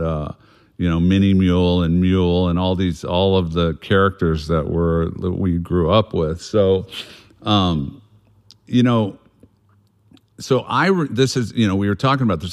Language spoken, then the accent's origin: English; South Bay, Southern California, United States; we grew up in Southern California in the South Bay, as they call it, Palos Verdes, Redondo Beach, San Pedro, Wilmington, all these different spots